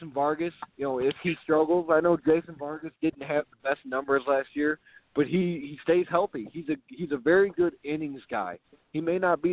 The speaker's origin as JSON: {"language": "English", "town": "St. Louis", "region": "Missouri", "country": "United States", "said": "I'm from St. Louis"}